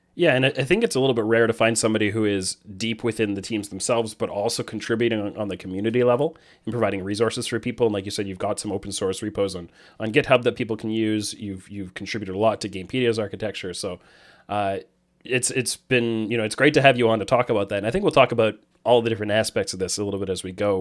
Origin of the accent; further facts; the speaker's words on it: Canada; I'm Canadian